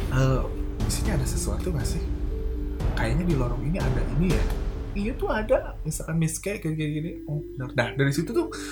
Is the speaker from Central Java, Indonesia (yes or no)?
no; Bandung, West Java, Indonesia; di Antapani itu dulu di daerah gue